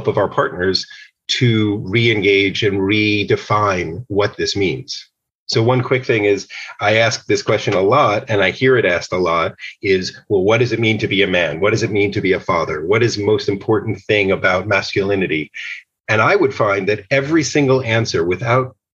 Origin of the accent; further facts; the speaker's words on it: outside of New York City, United States; I grew up outside of New York City